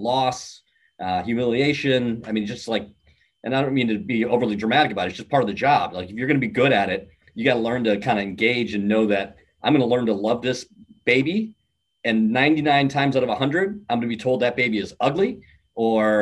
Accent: Midwest, United States; I'm from the Midwest

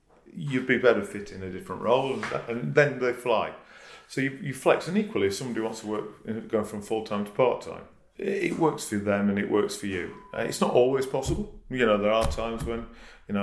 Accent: Yorkshire and the Humber, United Kingdom; moved away; I'm a northerner. I'm from Yorkshire.

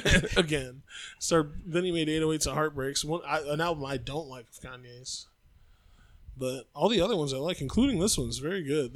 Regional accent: Australia; I was wrong because I'm definitely from Australia, right, not from another planet.

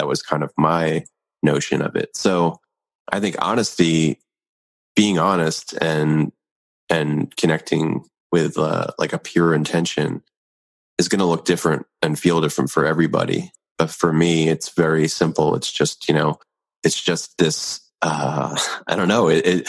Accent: Philadelphia, Pennsylvania, United States; born there; where I was born in Philadelphia.

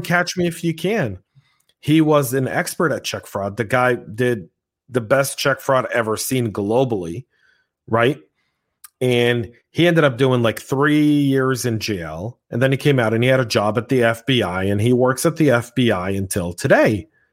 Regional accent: United States; I, as an American in my own country

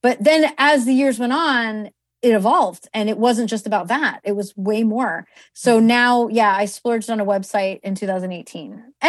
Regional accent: East Coast, United States; I mean, you know, I'm from the East Coast, right? So we have big weddings here.

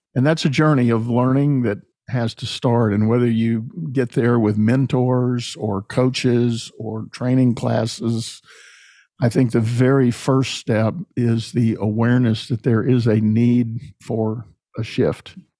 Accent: San Antonio, Texas, United States; as a young child, I grew up in San Antonio

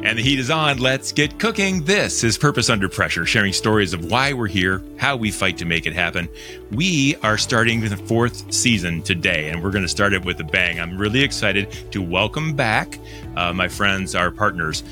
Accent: Northern Ohio, United States; I grew up in Northern Ohio

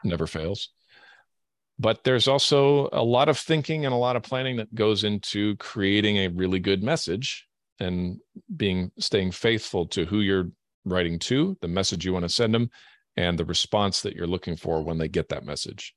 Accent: Canada; also born or lived in Europe / Germany; now in Washington State, United States; I hail from Canada originally

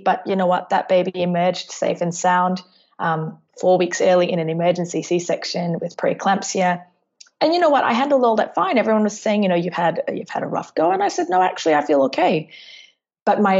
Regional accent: Singapore; now in Melbourne, Australia; I'm from Melbourne. I am originally from Singapore, but I've lived in Melbourne for the last 18 years of my life

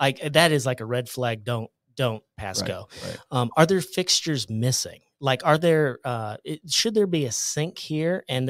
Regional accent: Iowa, United States; I'm from Iowa, uh-huh.

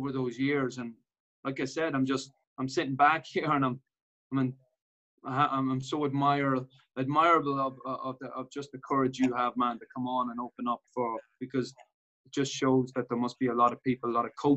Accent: Dundalk, County Louth, Ireland; my hometown in Dundalk

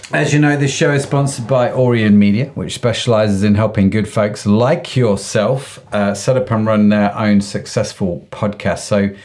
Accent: United Kingdom; being a British Asian, and there is the diversity aspect of it.

